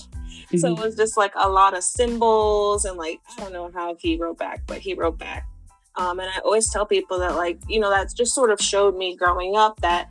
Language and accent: English; Los Angeles, California, United States; also born or lived in Baltimore; Right. I was born in Baltimore and then I moved to Los Angeles But I was always back on the East Coast because my dad still lived out here.